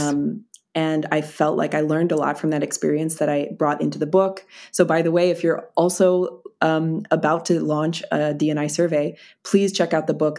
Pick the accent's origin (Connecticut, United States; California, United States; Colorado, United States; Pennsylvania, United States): Pennsylvania, United States; Philadelphia; moved away as an adult; now in Berlin, Germany; I have been living in, uh, in Berlin for the last six, six years, but I'm originally from Philadelphia.